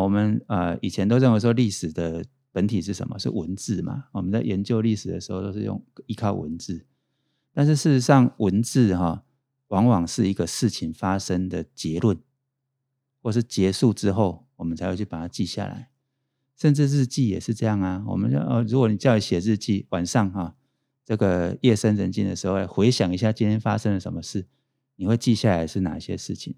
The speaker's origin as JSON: {"language": "Chinese", "region": "Pingtung County", "country": "Taiwan", "said": "我是成大电机系毕业，我是屏东人"}